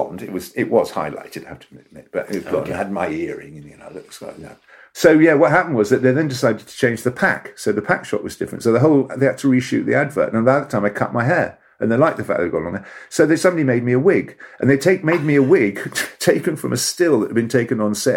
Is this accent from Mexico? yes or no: no; Tasmania, Australia; moved away; I was born in Tasmania, and so I went back there to the land of my birth